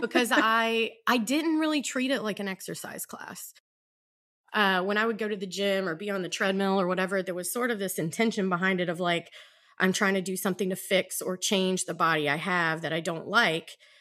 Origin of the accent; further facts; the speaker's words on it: South Georgia, United States; moved away as an adult; also born or lived in Virginia; now in Baltimore, United States; lived in Virginia most of my adult life and grew up in South Georgia